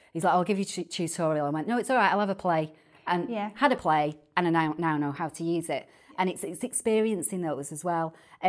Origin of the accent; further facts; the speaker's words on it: Salford, North West England, United Kingdom; accent: Manchester/Salfordian; And I say in my best Manchester accent or Salfordian accent, should I say, if they ain't got out to talk about, they ain't got out to write about.